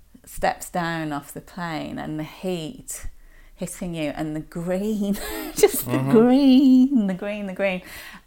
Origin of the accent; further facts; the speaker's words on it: Birmingham, West Midlands, United Kingdom; I grew up in Birmingham